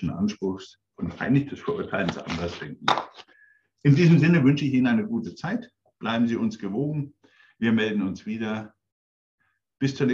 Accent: Coburg, Bavaria, Germany; ich bin inzwischen 63 Jahre alt, ich bin an der innerdeutschen Grenze aufgewachsen in Coburg.

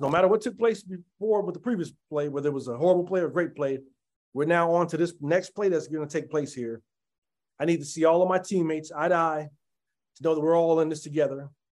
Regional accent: Denver, Colorado, United States; as a kid, when I was growing up in Five Points

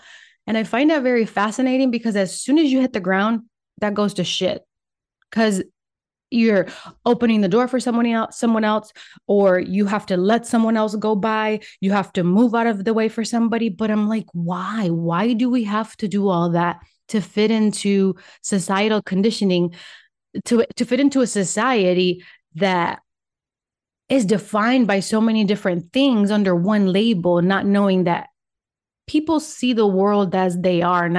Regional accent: Michigan, United States; first language Spanish; English is a second language; also born or lived in Puerto Rico; I am originally from Puerto Rico, and my first language is Spanish. And that's why I pause sometimes, because sometimes my brain goes in Spanish, sometimes it goes in English. Anyway, I traveled to the United States when I was 9, and I was raised in Michigan

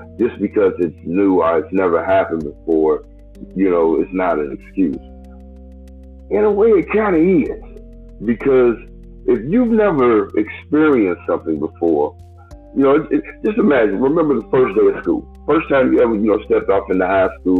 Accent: United States; yes, we are Americans

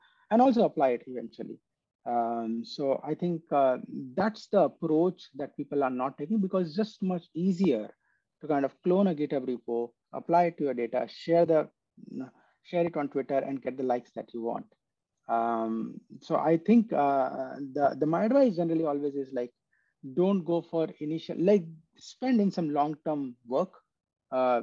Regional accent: India; moved away as an adult; flew from US to my hometown

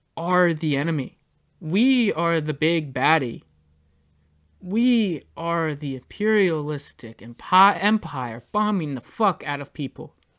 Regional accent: United States; we as American citizens

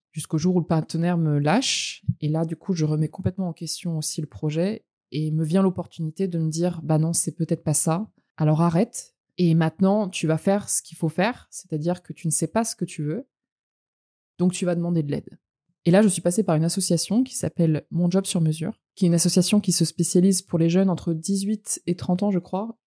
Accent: France; also born or lived in Montreal / Los Angeles; je suis française. J'ai grandi en France, mais pas que. J'ai eu, euh, trois ans d'expatriation entre Montréal et Los Angeles quand j'étais plus jeune

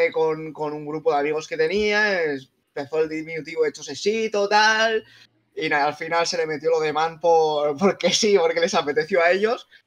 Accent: Cazorla, Andalusia, Spain; now in Benidorm, Spain; pero en realidad soy andaluz. Soy de, la, provincia de Jaén, de Cazorla.

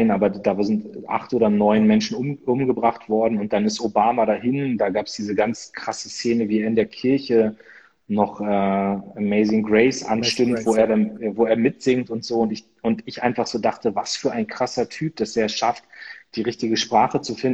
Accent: Northern Germany, Germany; was so irgendwie bei uns in Norddeutschland mit Oktoberfest und so, das ist dann alles

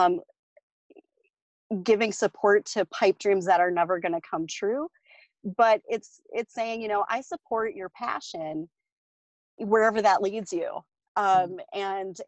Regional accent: South Dakota, United States; I grew up in South Dakota

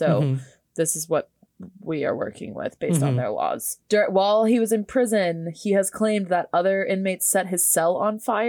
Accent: Orlando, Florida, United States; I am from Central Florida near Orlando where this happened.

